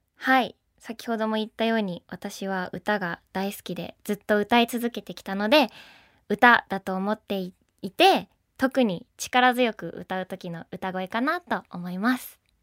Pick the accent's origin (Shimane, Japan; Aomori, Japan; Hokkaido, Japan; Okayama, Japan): Hokkaido, Japan; 北海道出身です